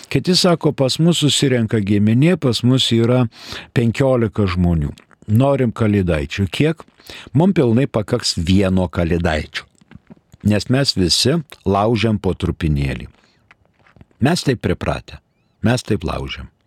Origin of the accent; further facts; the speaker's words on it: Lithuania; mes lietuviai lietuvišką pasą turime ir todėl mes esame Lietuvos piliečiai